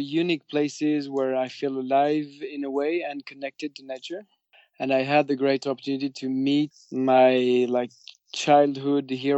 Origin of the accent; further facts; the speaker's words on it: Biarritz, Nouvelle-Aquitaine, France; moved away; also born or lived in Henningsvær, Norway; that's where I grew up in Biarritz, which is a surfer town.